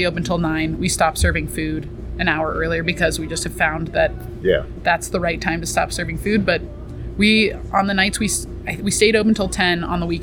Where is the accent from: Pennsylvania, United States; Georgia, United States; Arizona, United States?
Arizona, United States; Sedona; also born or lived in Boulder, Colorado / Denver, Colorado; I grew up in Sedona. I was here until I graduated high school. And then I lived in Boulder and Denver for about a decade.